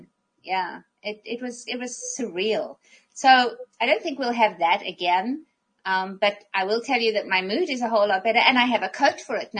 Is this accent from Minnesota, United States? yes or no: yes; Minnesota, United States; So I am a Minnesotan.